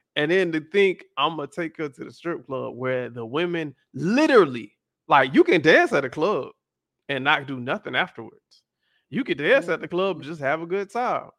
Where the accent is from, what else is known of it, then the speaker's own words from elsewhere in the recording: the South, United States; I grew up in the South, y'all, and I grew up in a very churchy home.